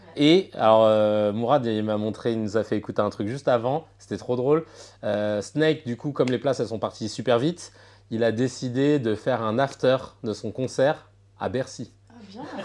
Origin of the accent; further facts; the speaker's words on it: France; nous, on est français